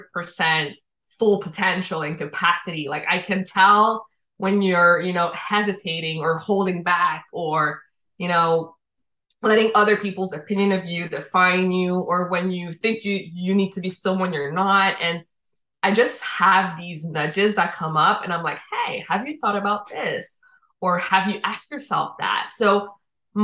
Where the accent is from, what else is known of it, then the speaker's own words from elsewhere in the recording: Quebec, Canada; accent: Quebecois French; also born or lived in Dominican Republic; I was born in the Dominican Republic. My father is French Canadian. He met my mom in DR. They made me. I was 1 year old when we came to Quebec.